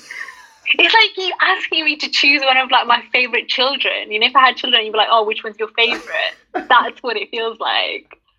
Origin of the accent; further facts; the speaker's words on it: United Kingdom; I'm Pakistani and I'm British